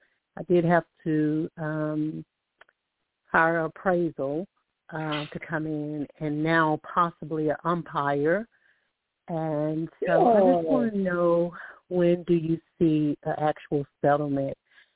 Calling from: Alabama, United States; I'm calling from Alabama.

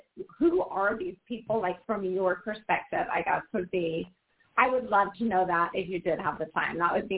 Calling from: Portland, Oregon, United States; You know, this is … from Portland, Oregon.

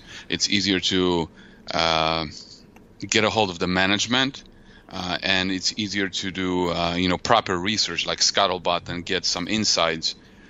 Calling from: Mishawaka, Indiana, United States; Well, I live in Indiana.

